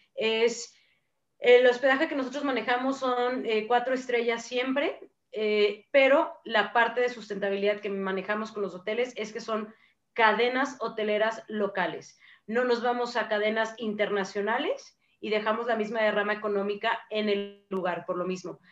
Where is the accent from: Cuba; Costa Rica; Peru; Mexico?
Mexico; nuestras culturas y tradiciones como mexicanos